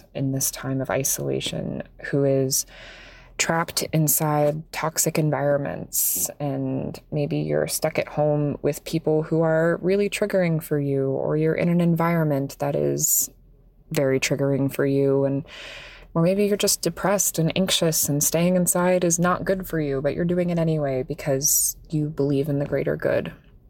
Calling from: Port St. Lucie, Florida, United States; I'm calling in from Port St. Lucie, Florida.

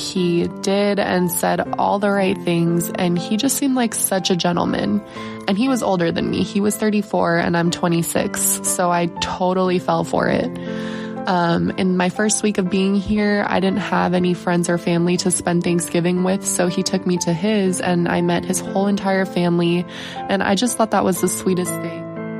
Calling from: Los Angeles, California, United States; moved away; I'm calling from the Los Angeles area. I just moved here about 3 months ago

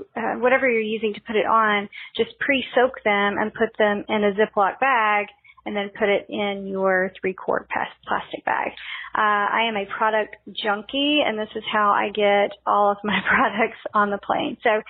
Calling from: Little Rock, Arkansas, United States; I'm calling from Little Rock, Arkansas.

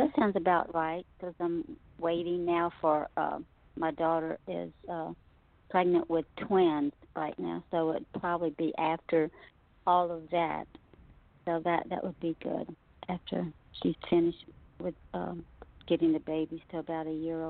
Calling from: Louisiana, United States; Hello, this is …, and I'm in Louisiana.

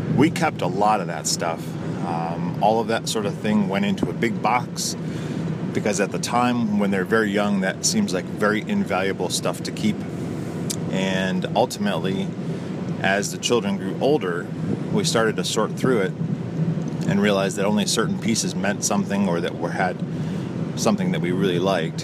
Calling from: Toledo, Ohio, United States; I'm calling from the Toledo, Ohio area.

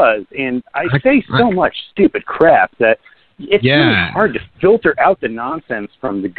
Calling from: New Jersey, United States

